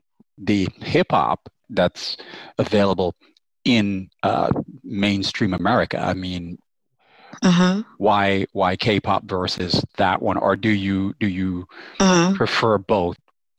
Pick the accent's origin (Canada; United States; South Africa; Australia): United States; as an American